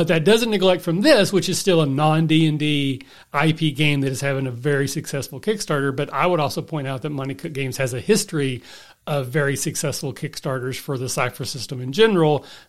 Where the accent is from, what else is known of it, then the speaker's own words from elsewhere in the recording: Kentucky, United States; I'm from the Appalachia. I'm born and raised in the foothills.